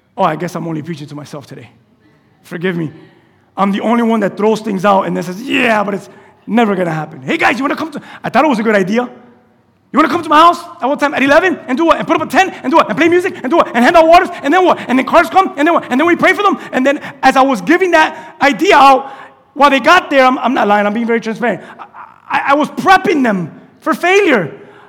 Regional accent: United States; I'm from Westchester. We speak like that in Westchester.

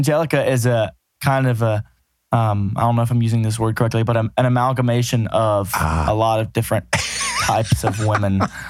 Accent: Muscle Shoals, Alabama, United States; I grew up in studios in Muscle Shoals with my dad being a musician as well

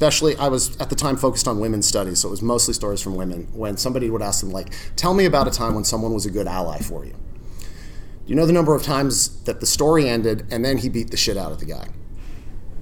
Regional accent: the South, United States; I grew up in the South, and I know what that means

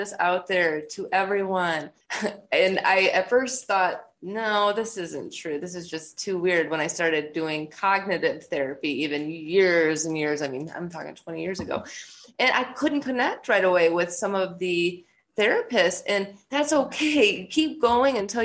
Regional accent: United States; I'm from the United States

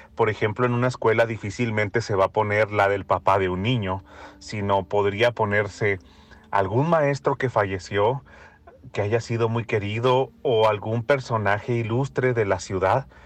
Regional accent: northern Mexico, Mexico; como mexicano

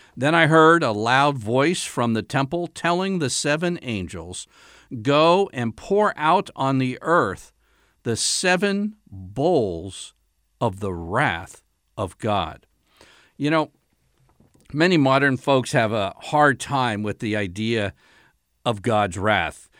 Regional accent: United States; being an American

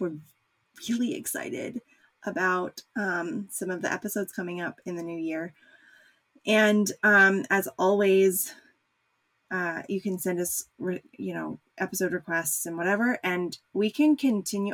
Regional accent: United States; as an American

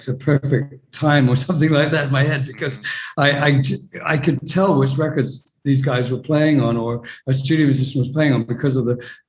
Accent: New Zealand; also born or lived in London / Los Angeles / Maryland / Europe; now in New York, United States; born in London, grew up in New Zealand. I'm in New York now.

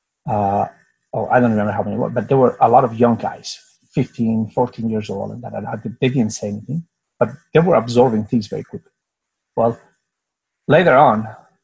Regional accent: Spain; moved away; also born or lived in United States / Singapore; I'm from Spain, and I was born in a place that we had a dictatorship

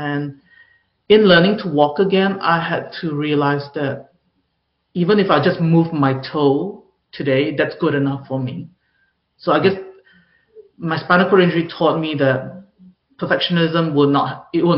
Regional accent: Singapore; I grew up in Singapore where perfectionism is the norm.

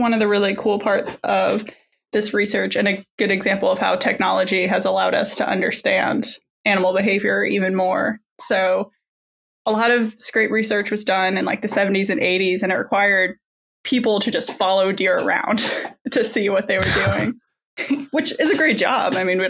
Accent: Indiana, United States; moved away as an adult; also born or lived in Washington State / Mississippi; I grew up in Indiana. That's where kind of I'm originally from.

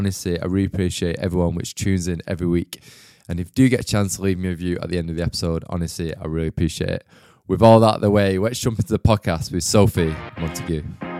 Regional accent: Manchester, North West England, United Kingdom; accent: Northern; Because I find like when I go back to Manchester, everyone's like super friendly.

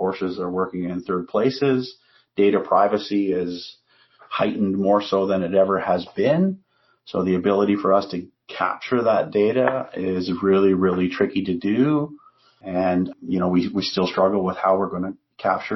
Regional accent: Canada; we're Canadian

